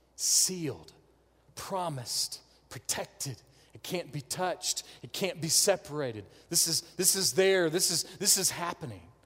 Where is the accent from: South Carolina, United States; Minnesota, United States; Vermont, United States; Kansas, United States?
South Carolina, United States; North Augusta; I am a scrub from North Augusta